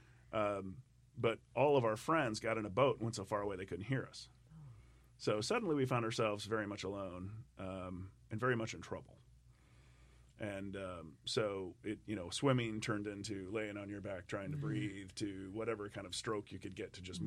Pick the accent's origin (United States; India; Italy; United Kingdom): United States; I grew up in the Mississippi, and it was a very narrow part of the river